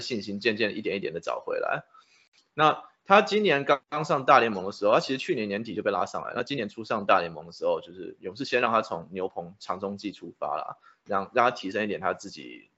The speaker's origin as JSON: {"language": "Chinese", "country": "Taiwan", "tie": "born or raised there", "said": "小时候在台湾看电视转播的时候还看过 Greg Midas 的比赛"}